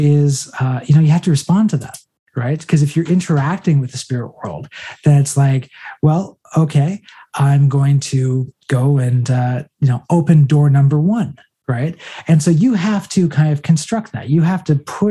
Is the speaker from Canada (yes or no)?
yes; Canada; we're from Canada